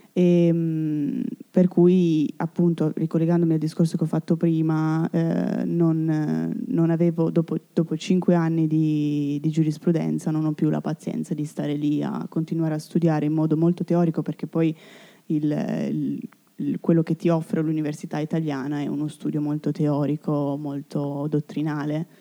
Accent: Italy; also born or lived in Turin; il mio paese, la mia, la mia, patria

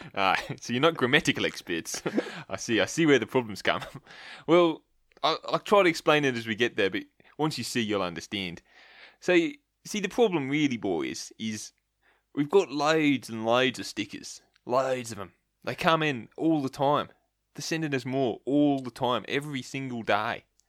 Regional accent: Australia; I'm an Aussie still

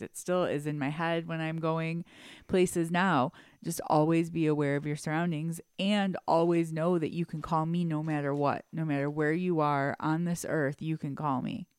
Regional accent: Detroit, Michigan, United States; we grew up in Detroit, so we went to private school

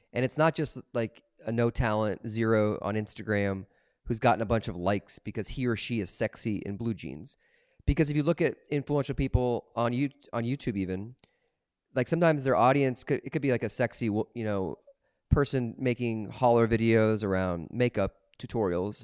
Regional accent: Des Moines, Iowa, United States; where I grew up in Des Moines

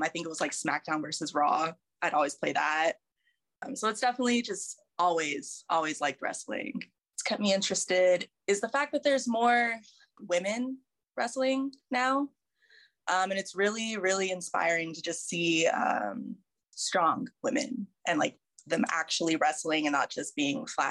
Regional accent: Roswell, New Mexico, United States; I was born in New Mexico in Roswell

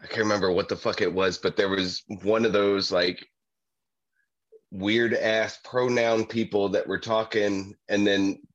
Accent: United States; moved away; I'm an American

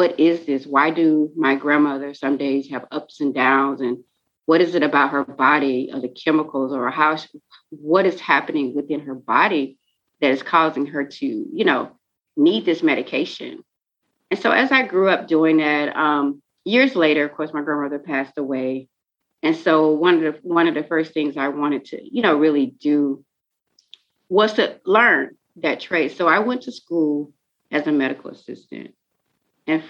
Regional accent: Pensacola, Florida, United States; now in Jacksonville, United States; I was born and raised in Pensacola, Florida

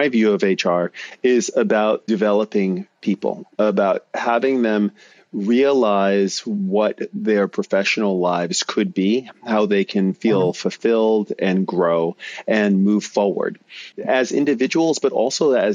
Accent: New York City, New York, United States; moved away as an adult; now in San Francisco, United States; I am a native New Yorker. I grew up in New York City and Brooklyn, to be exact

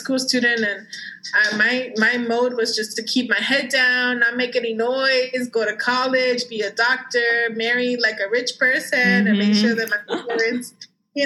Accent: Dallas, Texas, United States; also born or lived in Mexico; growing up in Dallas, Texas, in the South

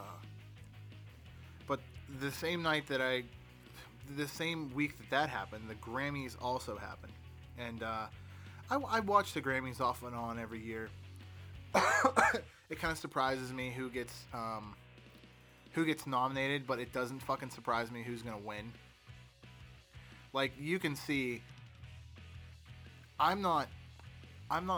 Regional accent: Pittsburgh, Pennsylvania, United States; I'm from Pittsburgh

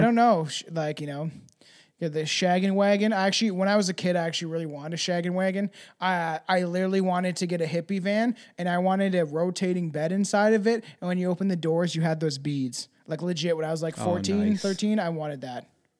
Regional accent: Canada; I'm especially Canadian today. I actually am drinking Tim Hortons

